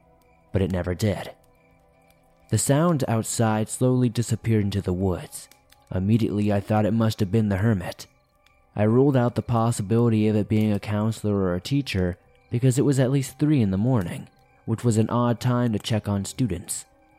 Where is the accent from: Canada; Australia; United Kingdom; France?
Canada; Montreal, Quebec; I'm from Montreal, so I don't know the area super well.